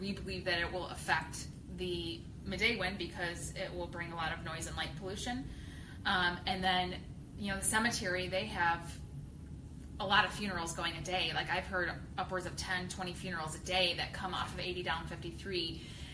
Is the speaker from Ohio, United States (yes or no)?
no; Elwood, Illinois, United States; I've lived in the Elwood area for my whole life, which is 37 years and 10 months